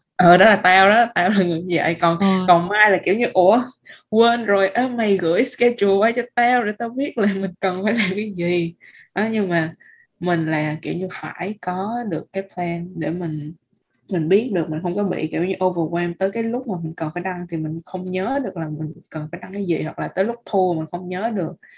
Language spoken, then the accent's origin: Vietnamese; Vietnam; bọn mình là người Việt Nam